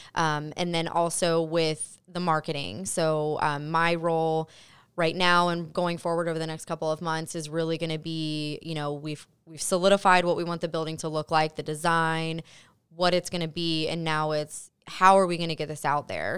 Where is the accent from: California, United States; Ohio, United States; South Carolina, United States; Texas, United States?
Ohio, United States; Mason; I'm from Mason, born and raised, so I'm very familiar with the area